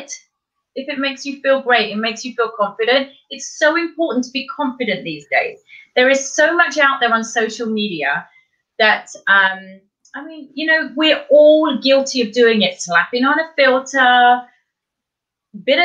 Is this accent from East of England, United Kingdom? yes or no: no; Kent, South East England, United Kingdom; moved away as an adult; also born or lived in Bournemouth, England / London, England; now in Montreal, Canada; I was born in Kent in the south of England, where I grew up there with my mum, my dad, and my sister